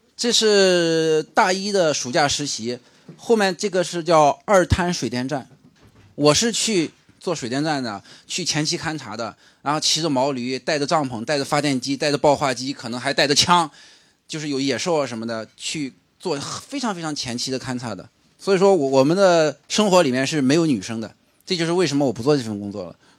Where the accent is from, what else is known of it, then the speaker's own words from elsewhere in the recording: Shandong, China; moved away; also born or lived in Sichuan; 我是生在四川，长在山东的，所以说我到山东以后呢